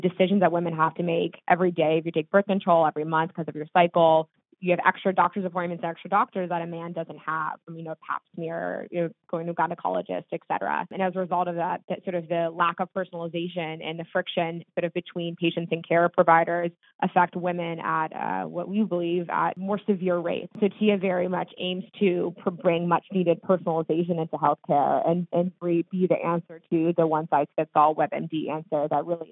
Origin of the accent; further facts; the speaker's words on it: Laguna Beach, California, United States; moved away as an adult; also born or lived in East Coast / New York City / San Francisco; now in San Francisco Bay Area, United States; I grew up in Southern California in a beach town called Laguna Beach